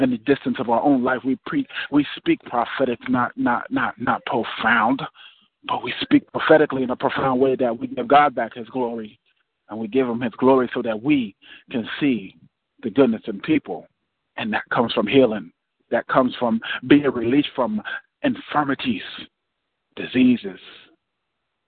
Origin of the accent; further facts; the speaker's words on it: Irvington, New Jersey, United States; I'm from Irvington, New Jersey